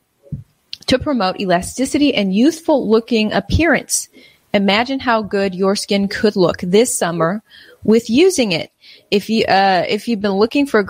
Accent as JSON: {"language": "English", "country": "United States", "said": "I'm just an American"}